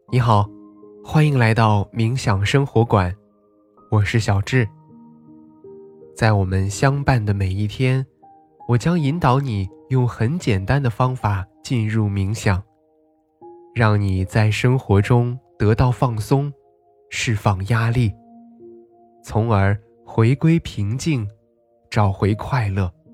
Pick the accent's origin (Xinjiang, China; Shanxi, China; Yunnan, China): Xinjiang, China; Nalati Grassland; 我家乡那拉提大草原